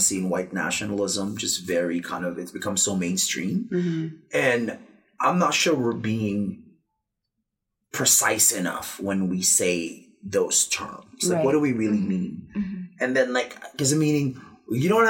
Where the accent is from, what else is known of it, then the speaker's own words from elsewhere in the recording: Philippines; now in United States; I'm Filipino and we don't put accents on our names